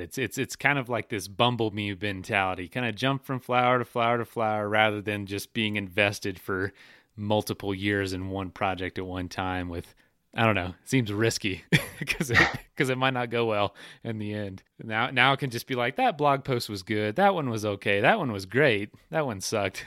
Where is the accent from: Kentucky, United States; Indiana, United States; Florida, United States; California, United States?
Florida, United States; I'm from Florida